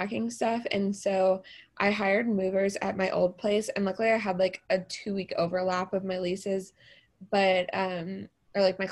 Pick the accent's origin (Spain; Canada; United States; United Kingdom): United States; Tampa, Florida; moved away as an adult; also born or lived in Orlando, Florida; now in Nashville, United States; I am originally from Tampa, Florida. I live in Nashville